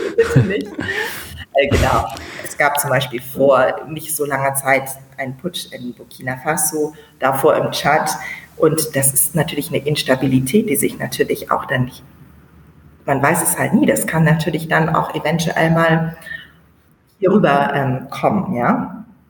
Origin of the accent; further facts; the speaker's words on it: Bremen, Germany; moved away as an adult; now in Niamey, Niger; Ich komme aus Bremen, aus Norddeutschland